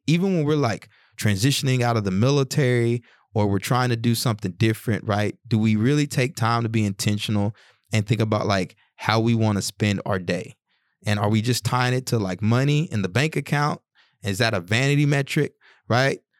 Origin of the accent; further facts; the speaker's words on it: the South, United States; when I was growing up in the South